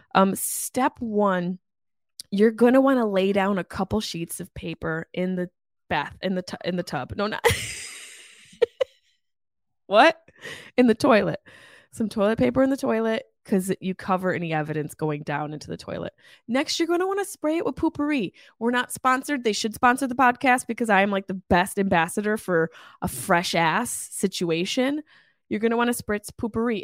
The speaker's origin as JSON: {"language": "English", "town": "Syracuse", "region": "New York", "country": "United States", "tie": "born or raised there", "said": "my hometown in Syracuse, New York, Jamesville, New York"}